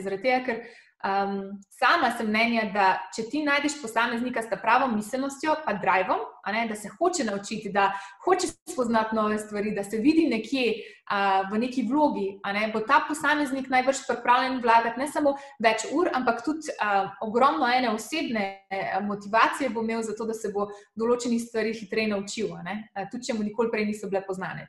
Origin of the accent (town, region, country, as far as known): Slovenia; moved away as an adult